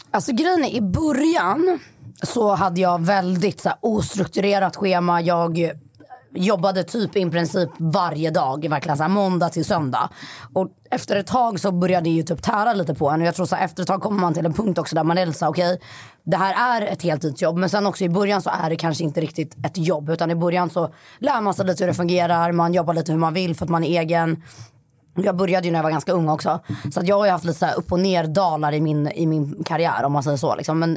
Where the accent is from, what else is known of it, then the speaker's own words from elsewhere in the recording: Skövde, Västra Götaland, Sweden; ja, du bara, nej inte jag är från Skövde.